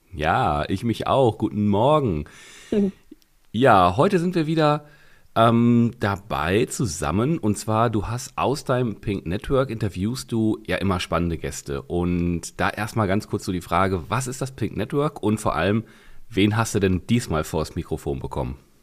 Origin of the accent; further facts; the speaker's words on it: Ruhr area, North Rhine-Westphalia, Germany; ich bin aus dem Ruhrgebiet, da kennt man T. Meyer